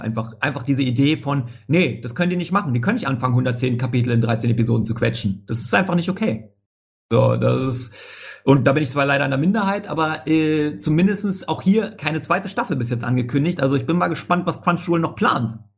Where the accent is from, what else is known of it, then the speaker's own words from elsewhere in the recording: Hamburg, Germany; ich bin Hamburger, tatsächlich